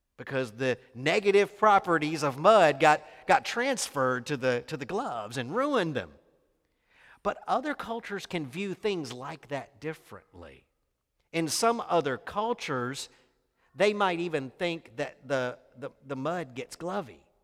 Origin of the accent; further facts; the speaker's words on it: Mississippi, United States; moved away; I was raised in Mississippi